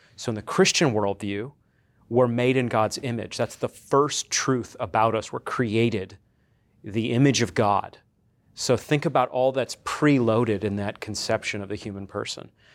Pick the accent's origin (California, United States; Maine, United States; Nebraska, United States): Maine, United States; coastal; now in Conway, Arkansas, United States; I'm originally from Maine, um, coastal Maine